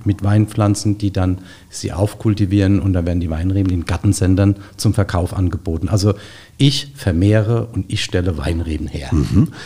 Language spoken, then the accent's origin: German; Gundheim, Rhineland-Palatinate, Germany; Ich komme aus Gundheim in Rheinhessen